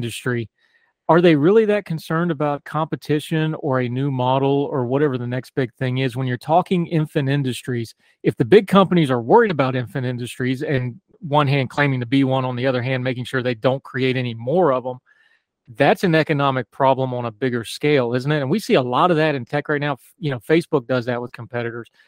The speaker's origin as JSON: {"language": "English", "region": "West Virginia", "country": "United States", "said": "a West Virginian. I'm old enough to remember Robert C. Byrd"}